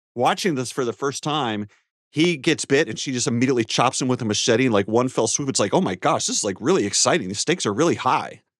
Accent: North Carolina, United States; my home state of North Carolina

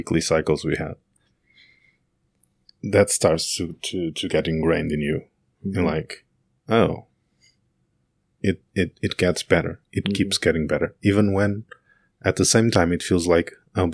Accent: Portugal; moved away as an adult; also born or lived in Berlin

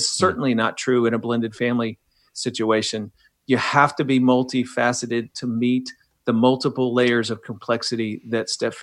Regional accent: Midwest, United States; Man, I grew up in the Midwest to a missionary family, domestic missionary family, and then a foreign missionary family.

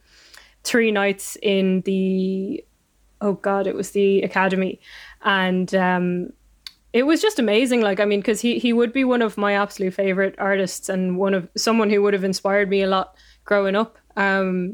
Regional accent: Donegal Gaeltacht, Ulster, Ireland; growing up in the Gaeltacht definitely was sort of a huge part of my love of languages

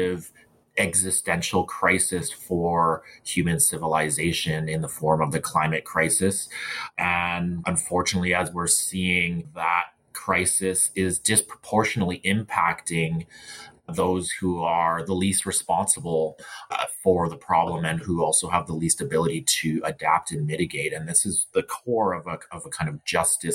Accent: Burnaby, British Columbia, Canada; I grew up in Burnaby, and my family has been here in these lands in so-called Canada since the 1920s

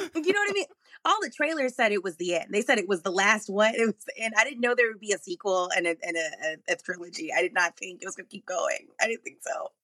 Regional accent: Arlington, Texas, United States; moved away as an adult; also born or lived in Dallas, Texas; now in Los Angeles, United States; I was very lucky to grow up in Texas

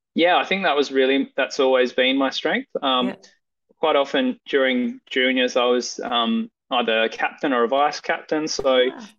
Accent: Perth, Western Australia, Australia; also born or lived in Esperance, Western Australia; I grew up um, mostly in the northern suburbs of Perth.

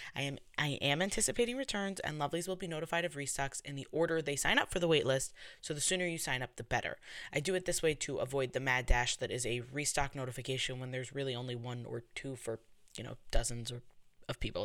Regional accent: New York, United States; accent: New York; I'm from New York, so people tell me that I have a New York accent

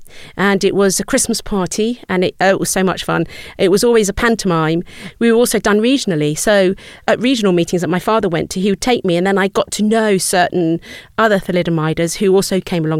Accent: United Kingdom; So growing up in the 60s, I went to Rudolf Steiner School.

